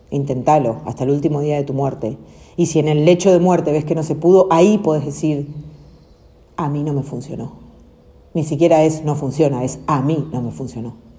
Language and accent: Spanish; Argentina; Nacimos acá en Argentina, pero es nuestra decisión quedarnos también